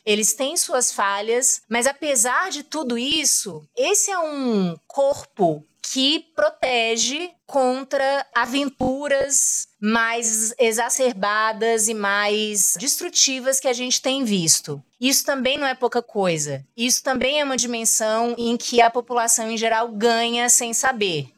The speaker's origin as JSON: {"language": "Portuguese", "country": "Brazil", "said": "a gente como brasileiro"}